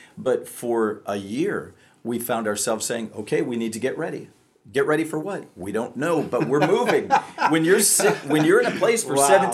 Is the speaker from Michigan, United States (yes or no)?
yes; Michigan, United States; moved away as an adult; also born or lived in Texas; I was moving from Michigan to Texas